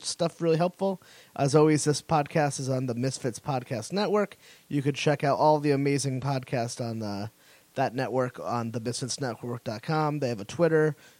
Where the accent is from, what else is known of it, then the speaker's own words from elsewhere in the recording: outside New Haven, Connecticut, United States; I grew up in the outside New Haven area.